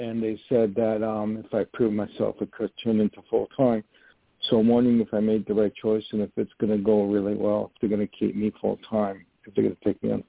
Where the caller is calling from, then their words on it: Poughkeepsie, New York, United States; I'm calling from New York. I'm not too far from you, actually. You're in the 845 area, and I live in Poughkeepsie near the where the old Kmart was.